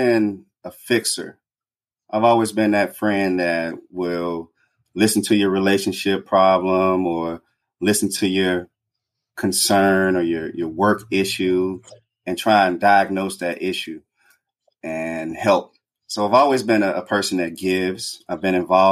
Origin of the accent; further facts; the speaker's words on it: Greenwood, Mississippi, United States; moved away as an adult; also born or lived in Chicago, Illinois / Decatur, Georgia / North Carolina; growing up in Mississippi, in Greenwood, Mississippi